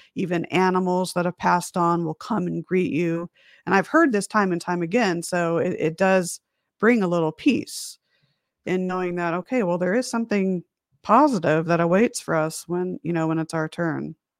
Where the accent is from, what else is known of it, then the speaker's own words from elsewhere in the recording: Las Vegas, Nevada, United States; also born or lived in Huntington Beach, California; I was born in Huntington Beach, California, which is a little beach town, uh, about an hour north of San Diego. lived there for about a year, and then my mom, dad, and I moved out to Las Vegas, Nevada